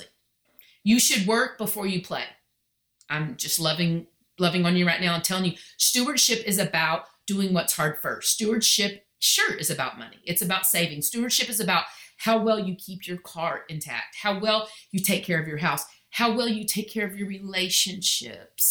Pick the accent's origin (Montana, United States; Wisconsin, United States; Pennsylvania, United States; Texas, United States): Texas, United States; I'm so Texan